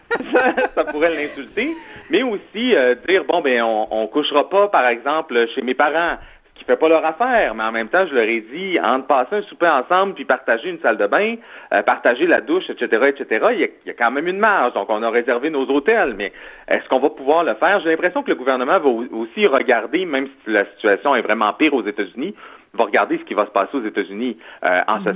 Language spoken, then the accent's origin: French; Quebec, Canada; en tant que Québécois